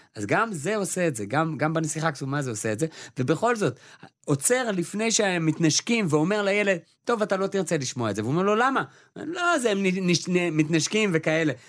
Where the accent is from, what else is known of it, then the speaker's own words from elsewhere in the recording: Israel; אנחנו אה, כישראלים